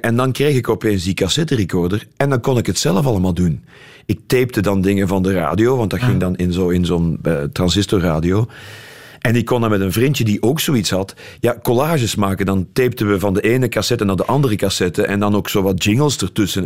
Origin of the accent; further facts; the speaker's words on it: Leopoldsburg, Flanders, Belgium; moved away as an adult; also born or lived in Brussels / London; wij komen allebei uit Leopoldsburg